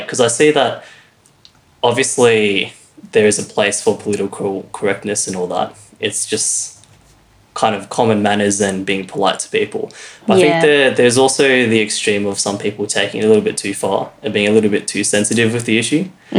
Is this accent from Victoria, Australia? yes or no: yes; Melbourne, Victoria, Australia; But growing up in Melbourne, I'm not sure what it's like everywhere else in Australia.